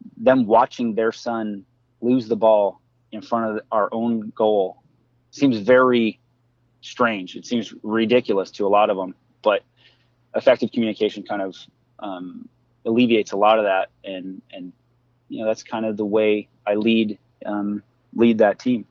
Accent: United States; I grew up as an American kid

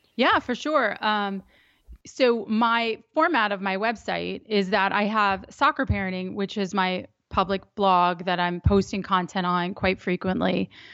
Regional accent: Reston, Virginia, United States; I grew up in Northern Virginia. I grew up in Reston.

